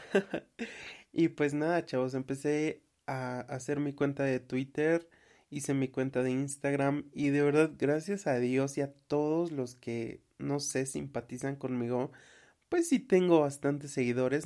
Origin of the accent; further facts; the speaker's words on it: Tlaxcala, Mexico; soy de Tlaxcala porque soy orgullosamente tlaxcalteca